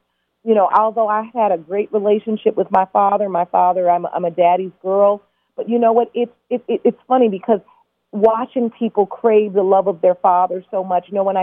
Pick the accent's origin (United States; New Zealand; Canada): United States; Detroit, Michigan; I'm from Detroit, Chicago